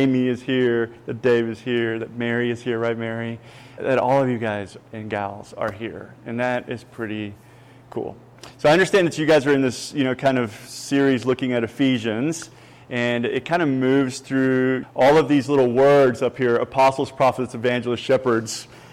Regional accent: Puerto Rico; English is a second language; also born or lived in Kentucky; now in Texas, United States; And now I'm originally from Puerto Rico. I ended up in Kentucky. That's where I met my Southern Belle over there. She taught me English. I got a little bit of a hick accent.

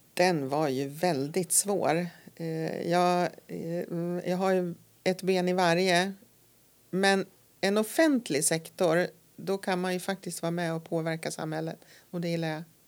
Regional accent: Nora, Örebro County, Sweden; moved away as an adult; also born or lived in Stockholm; now in Härnösand, Sweden; jag kom ju då ifrån Nora utanför Örebro

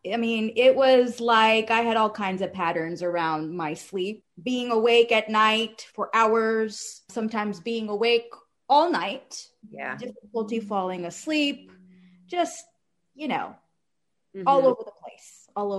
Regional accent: Cary, North Carolina, United States; I am from North Carolina, Cary, North Carolina, near the Raleigh area

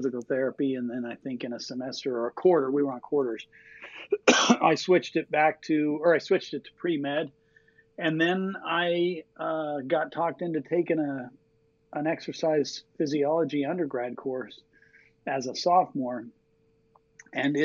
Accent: Colorado, United States; moved away as an adult; also born or lived in Seattle; now in Missoula, United States; I grew up in Colorado

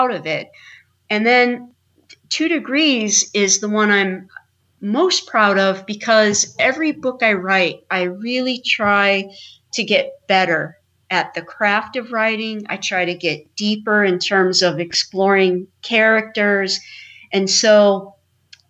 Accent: Indiana, United States; also born or lived in Idaho / North Carolina / New York; now in Maine, United States; I was raised in Indiana.

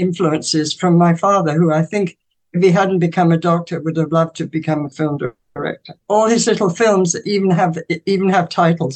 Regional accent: England, United Kingdom; growing up in England

